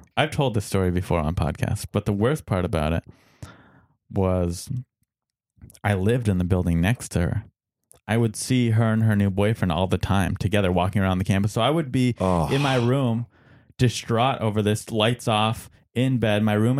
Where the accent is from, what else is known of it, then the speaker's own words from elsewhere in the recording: San Diego, California, United States; San Diego. And the military school is in Roswell, New Mexico.